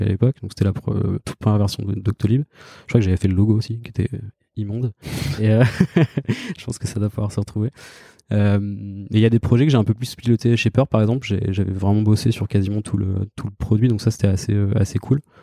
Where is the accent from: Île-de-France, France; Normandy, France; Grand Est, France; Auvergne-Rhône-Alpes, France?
Normandy, France; Caen; moved away as an adult; now in Paris, France; je suis né en Normandie, à Caen